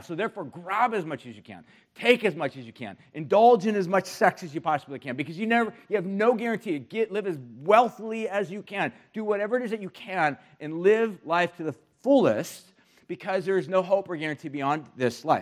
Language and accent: English; United States; especially as American Christians